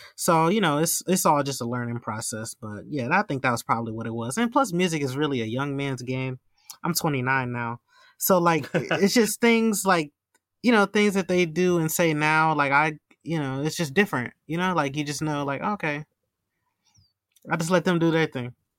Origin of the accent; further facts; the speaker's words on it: Milwaukee, Wisconsin, United States; my hometown here in Milwaukee